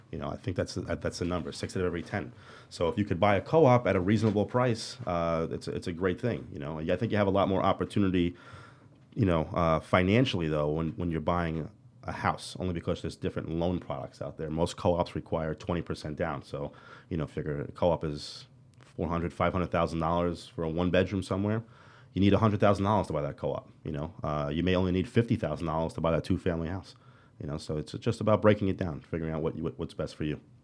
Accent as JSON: {"language": "English", "town": "New York City", "region": "New York", "country": "United States", "tie": "born or raised there", "said": "I'm, I'm born and raised here"}